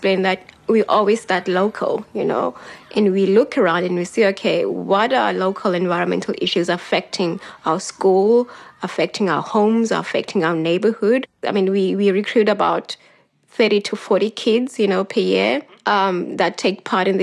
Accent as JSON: {"language": "English", "town": "Cape Town", "region": "Western Cape", "country": "South Africa", "tie": "born or raised there", "said": "I grew up in Gugulethu"}